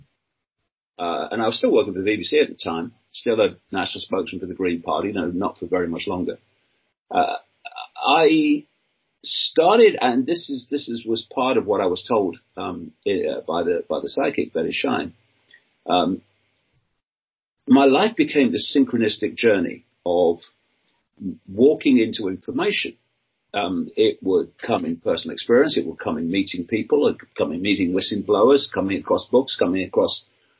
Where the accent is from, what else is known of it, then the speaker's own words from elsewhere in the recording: Leicester, East Midlands, United Kingdom; also born or lived in Birmingham / London; I was born in Leicester, England, in 1952. Grew up on a working class council house estate